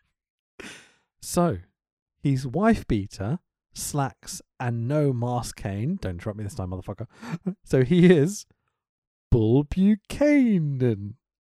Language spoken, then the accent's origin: English; United Kingdom; I'm British